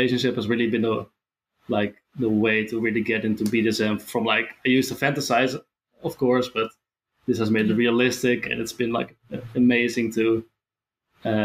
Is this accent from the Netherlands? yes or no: yes; Netherlands; I'm from the Netherlands